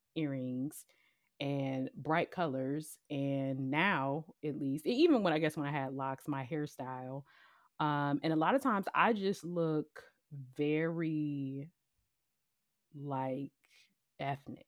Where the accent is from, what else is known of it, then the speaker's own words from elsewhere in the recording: Cleveland, Ohio, United States; I'm completely okay being from Cleveland, Ohio